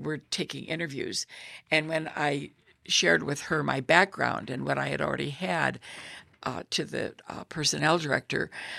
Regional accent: Illinois, United States; moved away as an adult; also born or lived in Virginia; I came from Illinois and we were not segregated.

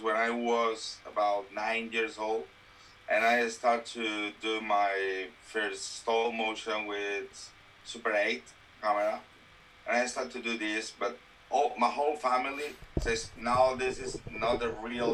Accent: Valencia, Valencian Community, Spain; English is a second language; I was working in the animation business in my hometown in Valencia.

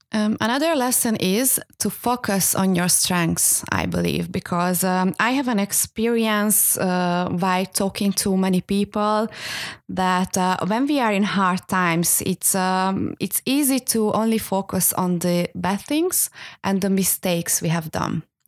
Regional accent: Hungary; moved away; I am from Hungary

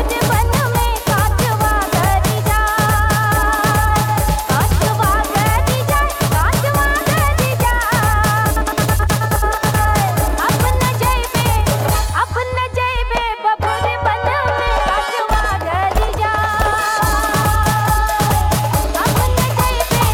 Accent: Guyana; I'm Guyanese

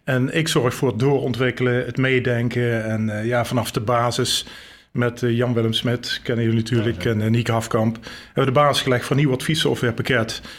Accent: Geleen, Limburg, Netherlands; born there; Ik ben geboren in Geleen, Zuid-Limburg. Niet te horen.

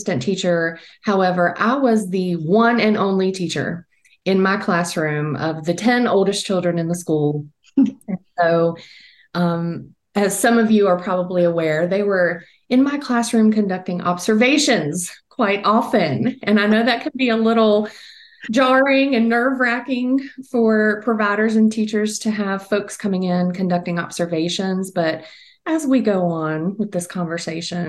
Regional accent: Virginia, United States; I am based in Virginia, born and raised in Virginia

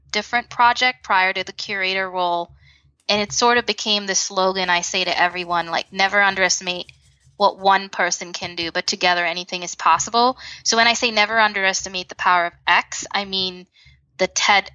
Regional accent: Dubai, United Arab Emirates; I was born in Dubai

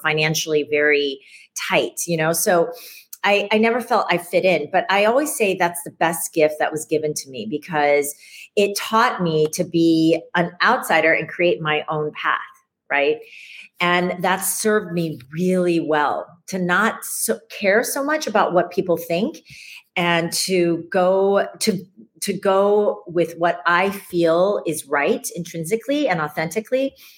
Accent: Ames, Iowa, United States; now in New York City, United States; I grew up in Ames, Iowa, of all places

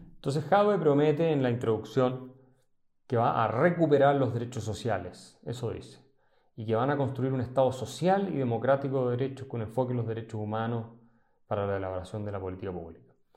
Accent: Chile

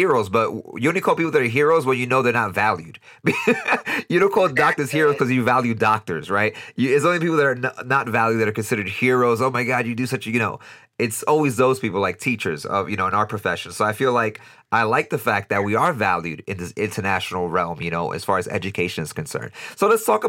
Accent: New York City, New York, United States; moved away as an adult; now in Costa Rica; I'm born and raised in New York City

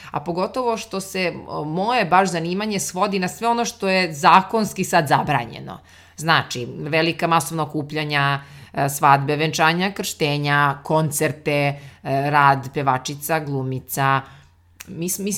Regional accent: Serbia; kod nas u Srbiji

